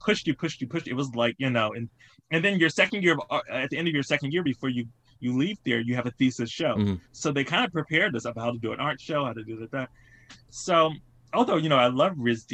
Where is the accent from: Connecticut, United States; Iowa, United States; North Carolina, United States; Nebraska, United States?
North Carolina, United States; Salisbury; also born or lived in Boston / Providence; now in New York, United States; I'm from Salisbury, North Carolina, and it's a town right outside of Charlotte. And I was born kind of like into an artistic family.